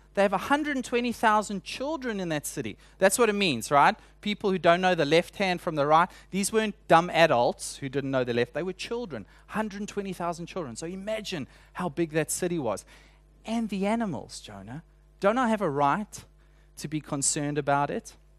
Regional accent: South Africa; moved away; introduce myself as a South African

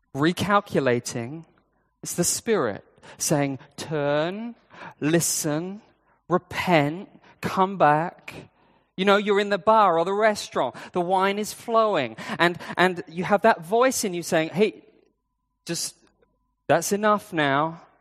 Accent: United Kingdom; now in Hong Kong; I'm British.

